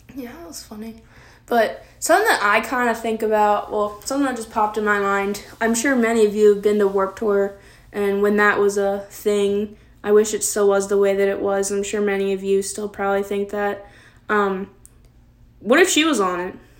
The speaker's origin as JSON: {"language": "English", "region": "Maryland", "country": "United States", "tie": "born or raised there", "said": "We're both from Maryland. I've lived in this house that I'm filming in my whole entire life"}